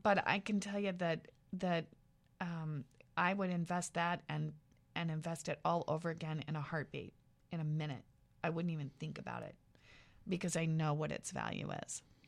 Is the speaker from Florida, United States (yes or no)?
no; small town central Iowa, United States; moved away; I was from small town central Iowa